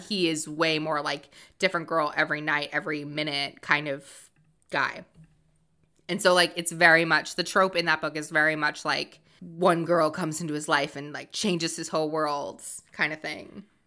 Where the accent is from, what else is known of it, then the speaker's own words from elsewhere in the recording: Massachusetts, United States; also born or lived in Rhode Island; I'm originally from Massachusetts